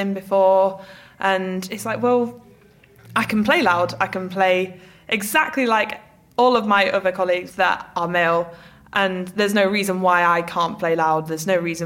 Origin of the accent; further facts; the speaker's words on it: Yorkshire and the Humber, United Kingdom; I grew up in West Yorkshire and I'm part of a big brass band tradition